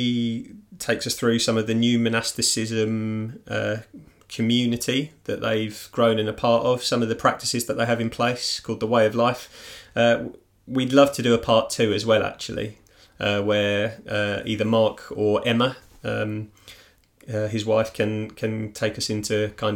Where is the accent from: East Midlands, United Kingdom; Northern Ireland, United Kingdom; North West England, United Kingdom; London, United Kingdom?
London, United Kingdom; near Mitcham; moved away; based in Mitcham, which is actually really close to my hometown as well.